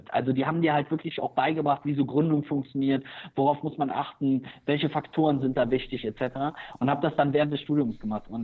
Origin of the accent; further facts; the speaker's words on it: Germany; ich habe in den Niederlanden studiert, ich bin hier direkt an der Grenze zu den Niederlanden aufgewachsen